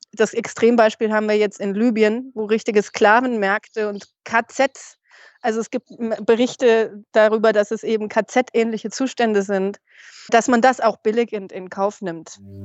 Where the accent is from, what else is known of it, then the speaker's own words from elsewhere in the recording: Germany; wir Deutschen